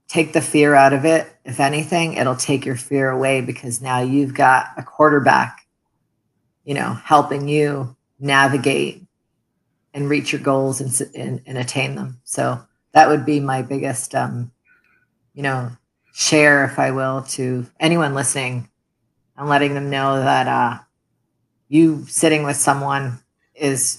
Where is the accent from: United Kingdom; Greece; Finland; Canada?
Canada; Toronto, Ontario; English is a second language; moved away as an adult; also born or lived in Middle East; now in United States; we immigrated as refugees to Canada, where I had mentioned I grew up